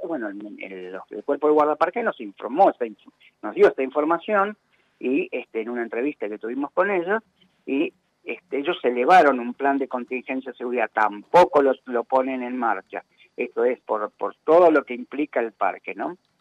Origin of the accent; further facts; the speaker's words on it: Quilmes, Buenos Aires Province, Argentina; yo soy de Quilmes